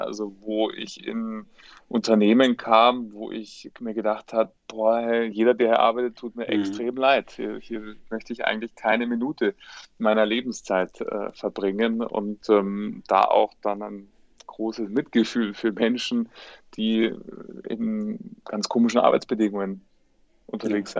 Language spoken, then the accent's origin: German; Munich, Bavaria, Germany; bin äh, Münchner, lebte auch heute noch